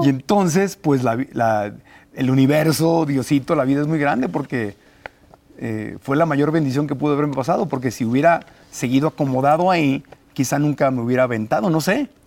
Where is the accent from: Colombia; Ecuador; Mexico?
Mexico; Tijuana, Baja California; moved away as an adult; also born or lived in Mexico City; Tijuana. Ah, con razón te oí un acento